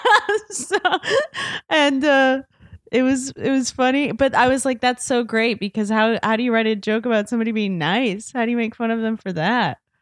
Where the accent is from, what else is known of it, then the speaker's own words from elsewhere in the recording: Indiana, United States; moved away as an adult; I'm from Indiana